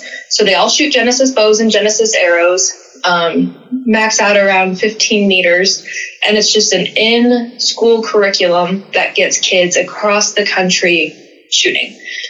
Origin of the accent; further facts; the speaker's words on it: Fidalgo Island, Washington, United States; moved away as an adult; I was able to move back home to Washington. I grew up on Fidalgo Island, so great area.